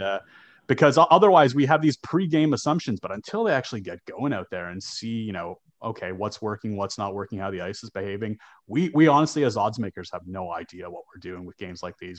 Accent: Canada; growing up in Canada

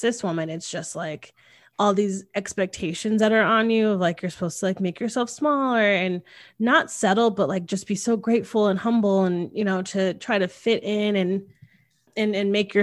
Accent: Connecticut, United States; I grew up in Connecticut and it's a very traditional place.

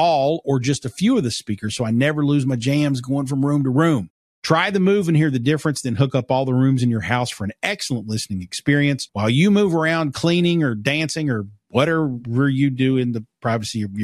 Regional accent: Eastern Kentucky, United States; I'm from Eastern Kentucky

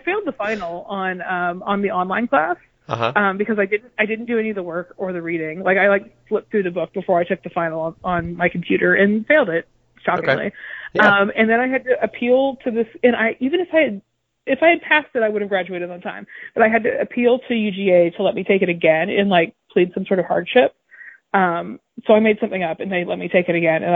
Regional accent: Marietta, Georgia, United States; moved away as an adult; now in Brooklyn, United States; I'm from Marietta, grew up in Marietta, Cobb County Schools.

